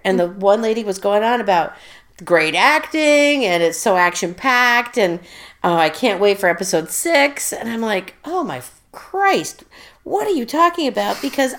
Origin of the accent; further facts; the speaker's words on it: Burlington, United States; I grew up in Burlington